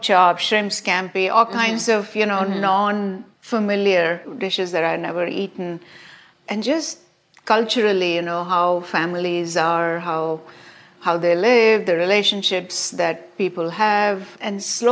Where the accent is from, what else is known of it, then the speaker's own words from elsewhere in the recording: India; moved away as an adult; also born or lived in Massachusetts; now in United States; growing up in India